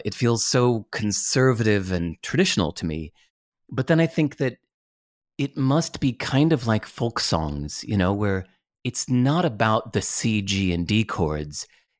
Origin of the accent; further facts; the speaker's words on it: Berkeley, California, United States; born there; I was born in Berkeley where …'s from